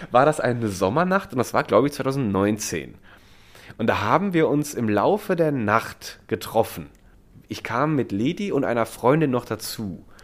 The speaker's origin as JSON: {"language": "German", "town": "Mendig", "region": "Rhineland-Palatinate", "country": "Germany", "said": "es gab auch aus der Ecke, wo ich herkomme, in Mendig, das ist ein Vulkangebiet und da gibt es auch die Vulkaneifel ist ja dann"}